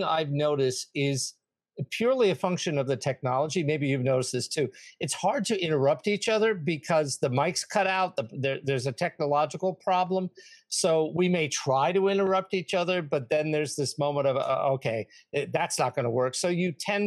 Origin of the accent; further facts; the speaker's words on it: New York, United States; I'm from New York